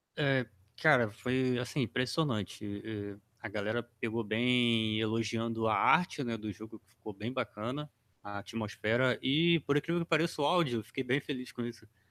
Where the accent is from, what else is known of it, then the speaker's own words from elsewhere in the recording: Itaboraí, Rio de Janeiro, Brazil; Eu sou de uma cidade chamada Itaboraí